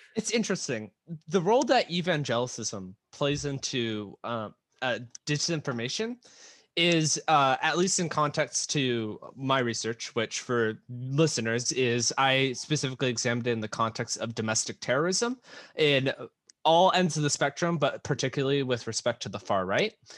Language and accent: English; United States; being an American